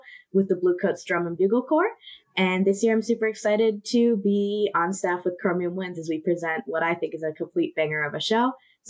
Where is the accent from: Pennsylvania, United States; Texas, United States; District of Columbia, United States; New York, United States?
District of Columbia, United States; Washington; moved away as an adult; now in Indianapolis, United States; I'm initially from the Washington, D.C. area, and then I spent 4 years in Columbus, Ohio